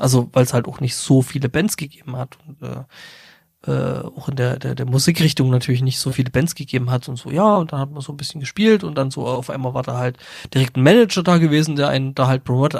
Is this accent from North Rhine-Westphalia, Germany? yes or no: no; Saxony, Germany; ich komme ja aus Sachsen